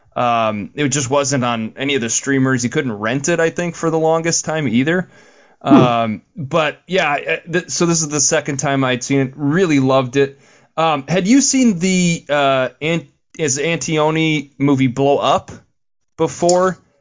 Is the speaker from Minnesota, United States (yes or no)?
yes; Saint Paul, Minnesota, United States; I'm from St. Paul